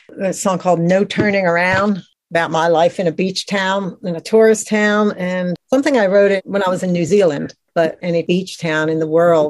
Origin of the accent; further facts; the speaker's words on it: Atlantic City, New Jersey, United States; now in Outer Banks, United States; I'm originally from Atlantic City, New Jersey, which is a kind of a beach tourist town. And now I moved to the Outer Banks, which is a tourist town.